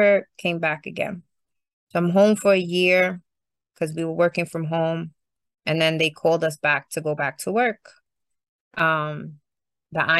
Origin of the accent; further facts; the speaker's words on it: New York City, New York, United States; also born or lived in Bushwick / Canarsie / Clinton Hill / Sunset Park; I'm from Brooklyn, Puerto Rican, my whole life